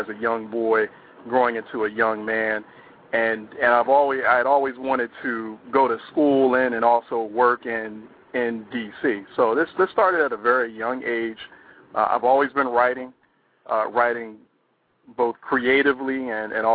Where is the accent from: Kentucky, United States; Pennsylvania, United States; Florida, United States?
Pennsylvania, United States; Philadelphia; moved away as an adult; also born or lived in California; now in Washington, D.C., United States; Originally I'm from Philadelphia. That's where I was raised. Actually, was born in California, but raised pretty much all my life since I was about 3 or 4 in North Philadelphia